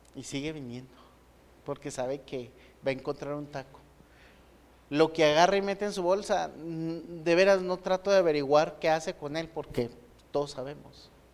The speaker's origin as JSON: {"language": "Spanish", "country": "Mexico", "said": "Los mexicanos sabemos perfectamente"}